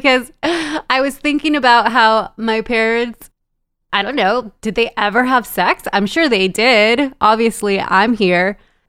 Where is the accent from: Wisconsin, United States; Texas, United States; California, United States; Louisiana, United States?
California, United States; Los Angeles; also born or lived in El Salvador; I live in the suburbs. I'm raising two bicultural children. I'm from El Salvador, but grew up in Los Angeles in a very traditional Latin household.